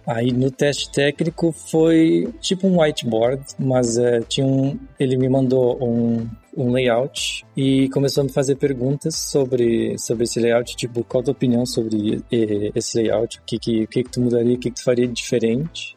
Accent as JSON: {"language": "Portuguese", "town": "Canoas", "region": "Rio Grande do Sul", "country": "Brazil", "tie": "born or raised there", "also_born_or_lived": "Porto Alegre", "moved": "as an adult", "lives_now": "Luxembourg", "said": "eu sou de Porto Alegre, nascido em Porto Alegre, mas morei minha vida inteira em Canoas, que é a cidade vizinha, no Rio Grande do Sul"}